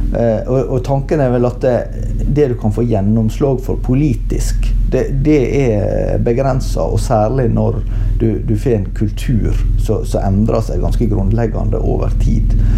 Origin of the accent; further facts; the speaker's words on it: Norway; vi som nordmenn